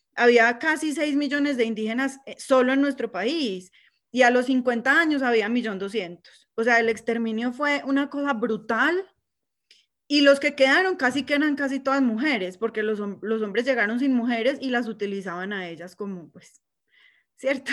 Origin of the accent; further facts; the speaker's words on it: Colombia; now in United States; todos somos colombianos porque nacimos ahí